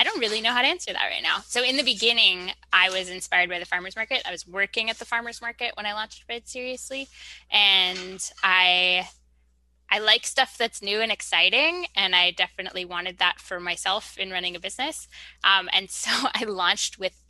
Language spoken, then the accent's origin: English; New York, United States; moved away; I'm a New Yorker